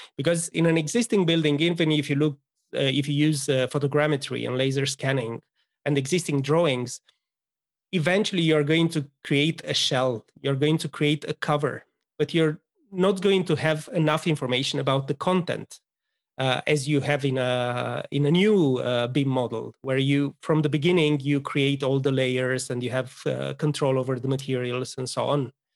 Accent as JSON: {"language": "English", "country": "Romania", "moved": "as an adult", "said": "I'm originally from Romania, as you are, uh, but moved here quite a while ago"}